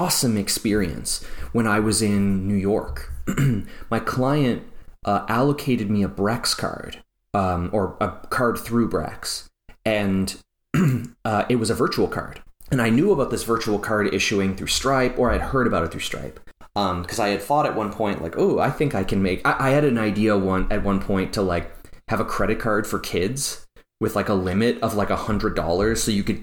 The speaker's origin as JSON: {"language": "English", "country": "Canada", "said": "they know me as a Canadian in this bank account"}